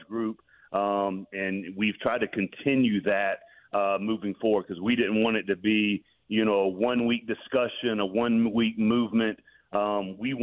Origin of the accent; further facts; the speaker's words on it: Decatur, Georgia, United States; I'm born and raised on the east side of Atlanta, born and raised in Decatur